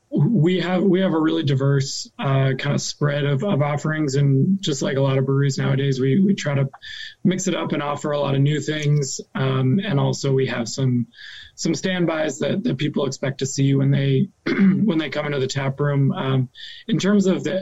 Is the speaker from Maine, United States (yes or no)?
yes; Maine, United States; moved away as an adult; also born or lived in Minneapolis; I grew up in Maine, but I've been gone for about 15 years since I left for college